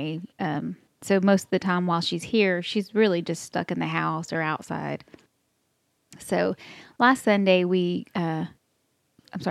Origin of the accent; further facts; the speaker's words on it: Texas, United States; accent: Texas; This is my Texas accent. I can't help it that we were brought up like that.